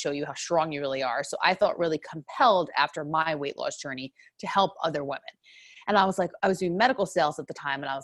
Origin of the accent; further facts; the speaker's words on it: New York, United States; accent: New York; moved away as an adult; now in Southern California, United States; I'm originally from New York, so people might hear that accent